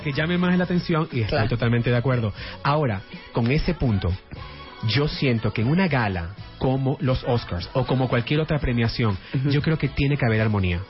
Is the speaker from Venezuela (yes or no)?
yes; Venezuela; moved away as an adult; now in Miami, United States; llegaron mi mamá estando embarazada de mí a Venezuela, ahí ya crecí y ya hace 15 años me mudé a Miami.